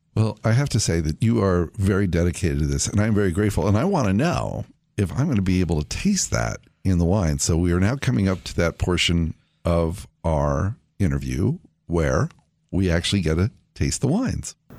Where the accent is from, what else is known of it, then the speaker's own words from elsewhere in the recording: California, United States; when I was a kid growing up in California